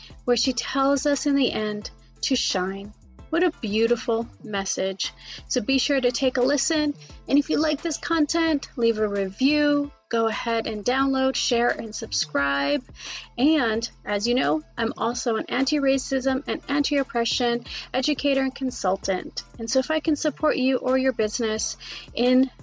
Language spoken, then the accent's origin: English; Canada; also born or lived in Calgary, Alberta / Vancouver, British Columbia; I grew up in both of those cities